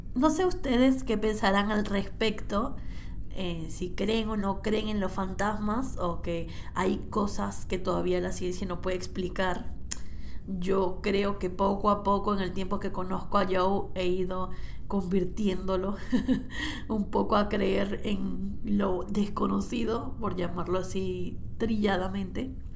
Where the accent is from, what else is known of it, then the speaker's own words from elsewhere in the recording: Cabimas, Zulia, Venezuela; Yo crecí en una casa en Venezuela, en Cabimas, en el estado Zulia